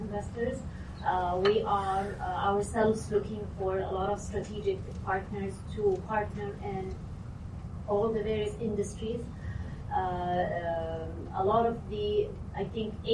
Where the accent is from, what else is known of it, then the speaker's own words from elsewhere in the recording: Saudi Arabia; since I'm from Saudi Arabia